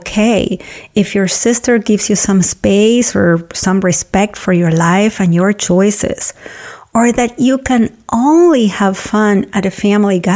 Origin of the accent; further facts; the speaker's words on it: Argentina; now in United States; my hometown in Argentina where she lives